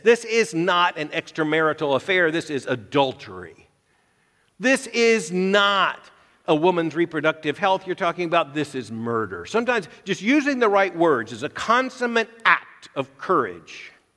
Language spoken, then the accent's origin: English; Florida, United States; I was a, a boy growing up in Florida during the height of the Cold War